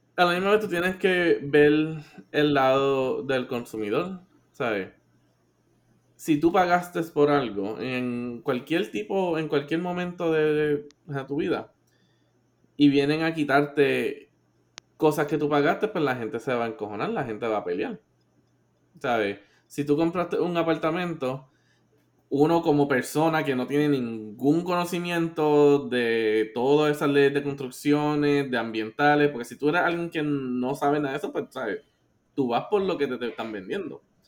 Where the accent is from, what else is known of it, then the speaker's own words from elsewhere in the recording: Puerto Rico; nosotros como, o sea, como puertorriqueños